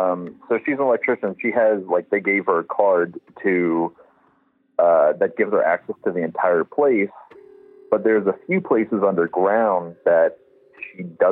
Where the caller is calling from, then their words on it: Denver, Colorado, United States; I'm from Colorado, Denver, right outside Denver.